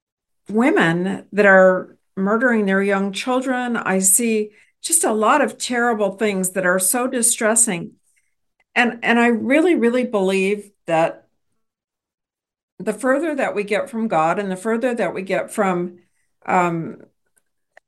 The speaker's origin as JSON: {"language": "English", "region": "Texas", "country": "United States", "said": "as a Texan"}